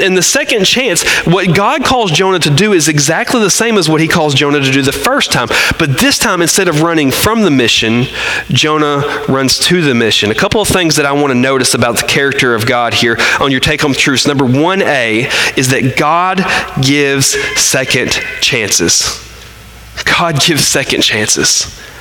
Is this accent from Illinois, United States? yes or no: no; Arkansas, United States; we're from Arkansas